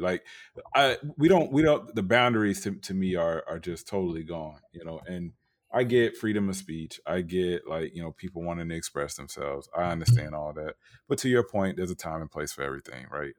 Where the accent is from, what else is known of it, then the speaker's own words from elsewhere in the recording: Tampa, Florida, United States; I grew up in Tampa, but, you know, my people from Valdosta, Georgia, Montgomery, Alabama